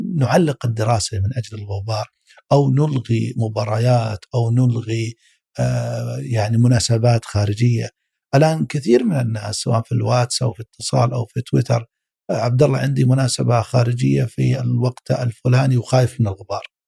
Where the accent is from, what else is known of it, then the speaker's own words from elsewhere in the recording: Saudi Arabia; عندنا في السعودية